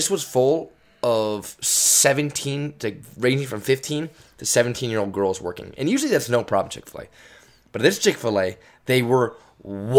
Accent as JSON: {"language": "English", "region": "California", "country": "United States", "said": "we're from California"}